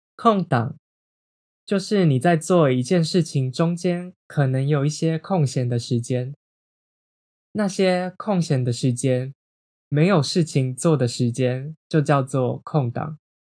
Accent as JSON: {"language": "Chinese", "country": "Taiwan", "tie": "born or raised there", "said": "我在台湾长大，我的身份认同是台湾人。或是像是我今年二十四岁"}